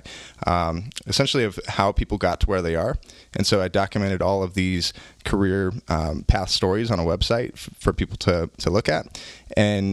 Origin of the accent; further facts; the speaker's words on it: Santa Rosa, California, United States; moved away as an adult; now in Scottsdale, United States; Dad of three, husband of one from Santa Rosa, California, living in Scottsdale for just about half my life now